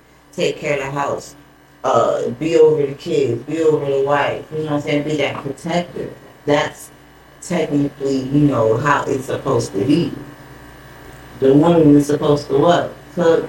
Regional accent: Miami, Florida, United States; I'm from here. I was born in Miami. But my background, my mama Haitian. I mean, my mama Bahamian, my daddy Haitian

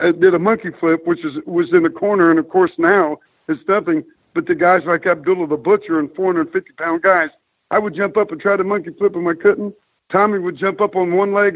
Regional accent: Chillicothe, Ohio, United States; as a six year old boy growing up in Chillicothe, Ohio

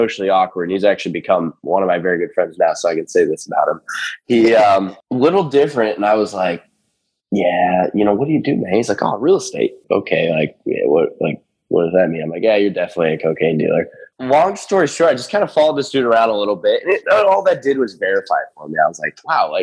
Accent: Erie, Pennsylvania, United States; this is in my hometown. I live in a little town at Erie, Pennsylvania. It's kind of where I'm based.

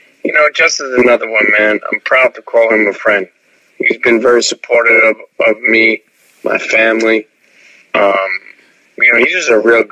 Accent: New York City, New York, United States; moved away as an adult; now in South Jersey, United States; growing up in New York City

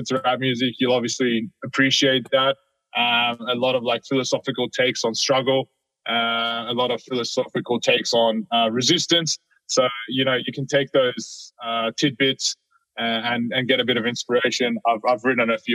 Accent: Sydney, New South Wales, Australia; I grew up in Sydney in Australia

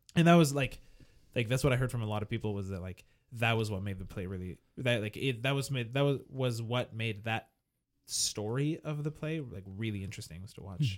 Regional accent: Montreal, Quebec, Canada; I was from Montreal

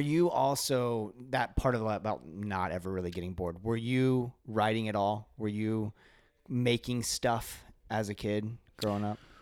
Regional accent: Kentucky, United States; I was born in Kentucky

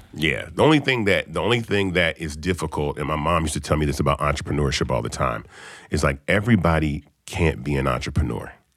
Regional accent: Memphis, Tennessee, United States; now in Atlanta, United States; I'm from Memphis

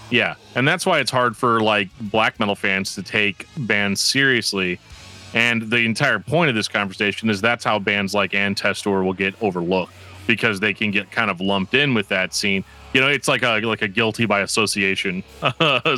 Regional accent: Midwest, United States; I'm an American man from the, from the Midwest

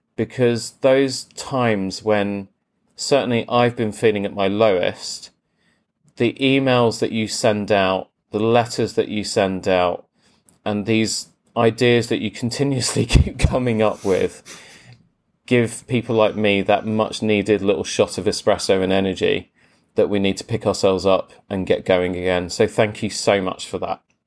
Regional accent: Croydon, London, United Kingdom; I am from Croydon, so we do say espresso

